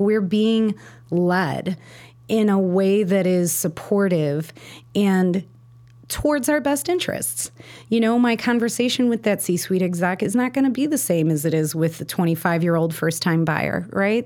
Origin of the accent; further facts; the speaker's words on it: Chicago, Illinois, United States; also born or lived in Park Ridge, Illinois; I grew up in Roscoe Village before it was really, like, a cute place to live